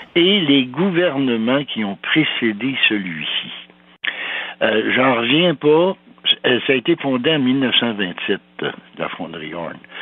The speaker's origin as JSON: {"language": "French", "town": "Val-d'Or", "region": "Quebec", "country": "Canada", "tie": "born or raised there", "said": "Je suis né à Val d'Or, moi, en 39, et puis euh, mon père est venu s'installer là parce que c'était le Klondike"}